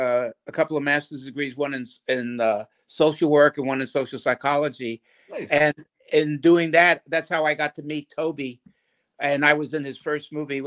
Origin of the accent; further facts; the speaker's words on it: New York City, New York, United States; moved away as an adult; now in Austin, United States; I'm from a small Texas town in the Bronx.